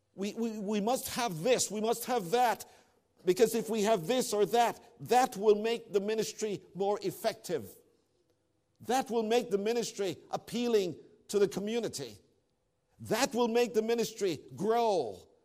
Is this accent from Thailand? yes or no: no; Toronto, Ontario, Canada; moved away; I'm from Toronto